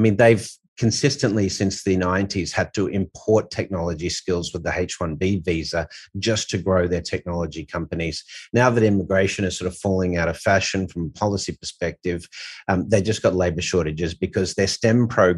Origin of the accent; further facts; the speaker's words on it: Australia; As Aussie